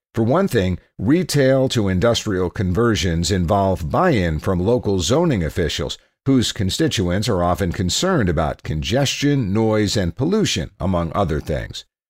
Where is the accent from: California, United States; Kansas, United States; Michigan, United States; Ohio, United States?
Ohio, United States; Cleveland; as a teenager growing up in Cleveland